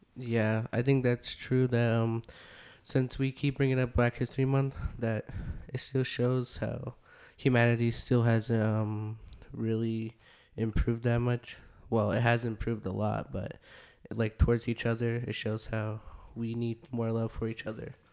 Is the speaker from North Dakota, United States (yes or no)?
yes; North Dakota, United States; moved away; also born or lived in Arizona; I grew up around, like, in a reservation, so I didn't really know a bunch of cultures until, like, I moved away from North Dakota. That's where I originally was from